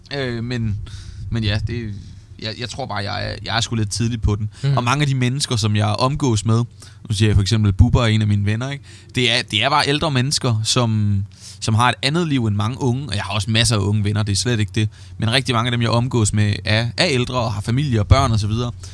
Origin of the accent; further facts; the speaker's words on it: Svendborg, Southern Denmark, Denmark; Jeg er vokset op i Svendborg, og har altid boet her